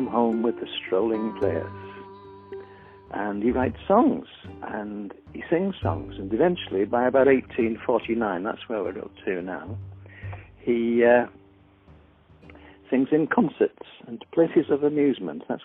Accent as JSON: {"language": "English", "town": "Guisborough", "region": "North East England", "country": "United Kingdom", "tie": "born or raised there", "said": "I was born in Gisborough, in the North Riding of Yorkshire, as it used to be."}